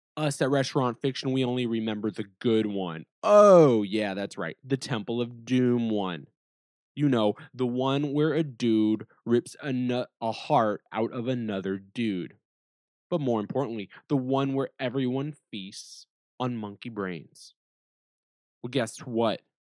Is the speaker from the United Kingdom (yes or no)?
no; United States; us as Americans